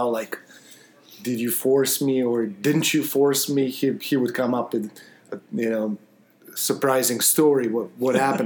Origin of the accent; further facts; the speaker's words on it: Osijek, Osijek-Baranja County, Croatia; moved away; also born or lived in Salzburg, Austria; I grew up in Croatia, in mm-hmm. Osijek, small town.